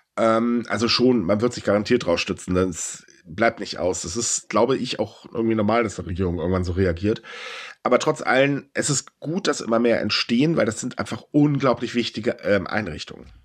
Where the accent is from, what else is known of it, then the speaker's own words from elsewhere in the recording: Germany; ich bin Deutscher